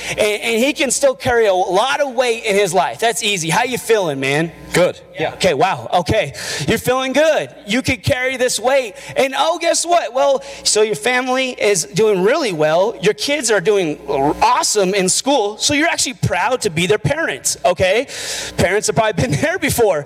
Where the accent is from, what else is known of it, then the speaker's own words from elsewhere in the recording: Albuquerque, New Mexico, United States; I'm from Albuquerque.